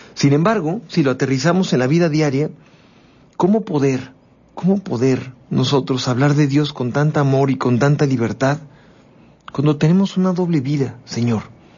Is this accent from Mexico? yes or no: yes; Mexico; así somos los mexicanos